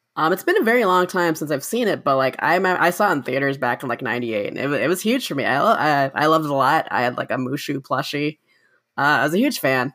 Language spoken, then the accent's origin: English; Orange County, California, United States; I did grow up in Orange County